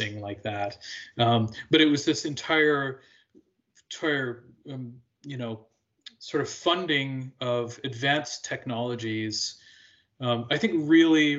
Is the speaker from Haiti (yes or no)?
no; Alberta, Canada; also born or lived in Quebec; now in Chicago, United States; I grew up in Western Canada in Alberta